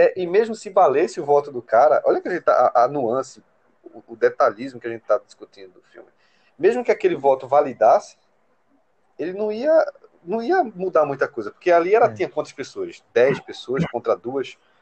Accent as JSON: {"language": "Portuguese", "region": "interior of Pernambuco", "country": "Brazil", "moved": "as an adult", "lives_now": "Recife, Brazil", "said": "sou do interior de Pernambuco, uma cidade de 20 mil habitantes, que eu estou justamente aqui hoje"}